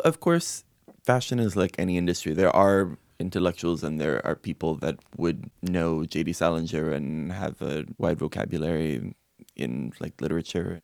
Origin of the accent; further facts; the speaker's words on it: Miami, Florida, United States; I'm Cuban American. I grew up my whole life, as many Cuban Americans do in Miami